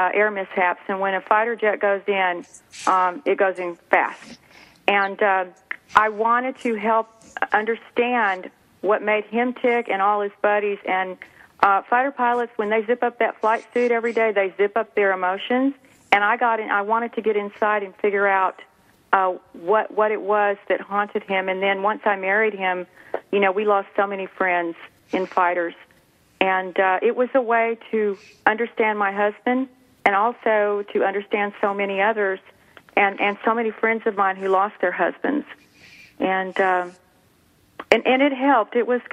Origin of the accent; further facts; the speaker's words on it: Clovis, New Mexico, United States; now in Texas, United States; I grew up in Clovis, New Mexico, and I married a fighter pilot from Cannon Air Force Base